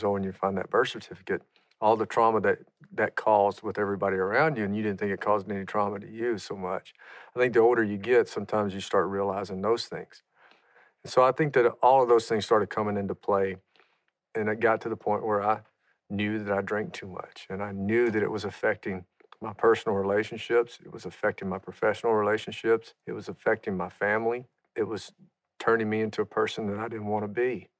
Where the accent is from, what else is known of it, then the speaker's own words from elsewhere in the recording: Louisiana, United States; I grew up in Louisiana, and we used to drink Miller ponies sitting on a tailgate around a bonfire. I mean, that was part of the culture of growing up for us.